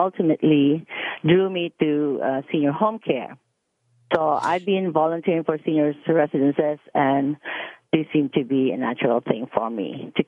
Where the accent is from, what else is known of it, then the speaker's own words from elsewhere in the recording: Philippines; moved away as an adult; also born or lived in Dubai / Frankfurt, Germany; now in Mississauga, Canada; I come from the Philippines